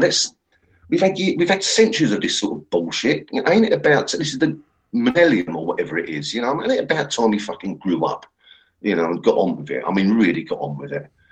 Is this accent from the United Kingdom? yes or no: yes; England, United Kingdom; I'm English.